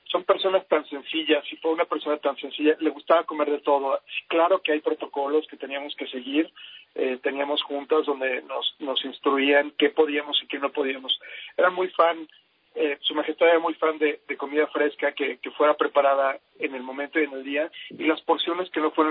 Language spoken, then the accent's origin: Spanish; Mexico; moved away; also born or lived in England; Yo soy mitad mexicano, mitad inglés. Eh, tengo lo mejor de los dos mundos y se ofreció la oportunidad a que me fuera a estudiar al, lado de mi mamá, que es inglesa, y mi abuela, que es austriaca.